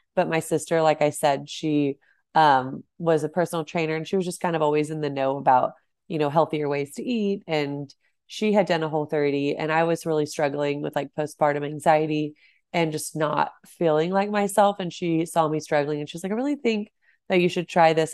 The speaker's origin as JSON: {"language": "English", "town": "Celina", "region": "Texas", "country": "United States", "tie": "born or raised there", "said": "I grew up in Salina, Texas, which is north of Dallas."}